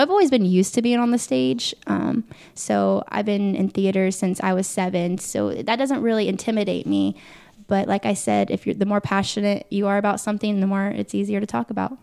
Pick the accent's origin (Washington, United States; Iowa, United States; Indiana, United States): Indiana, United States; Muncie; I grew up in Muncie, Indiana, of course, home of Ball